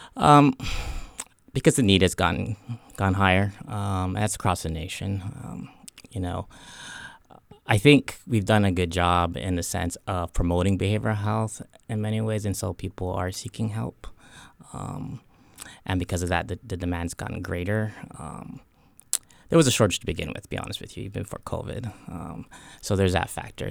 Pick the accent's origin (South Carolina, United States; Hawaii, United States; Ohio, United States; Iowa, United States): Hawaii, United States; I grew up in Hawaii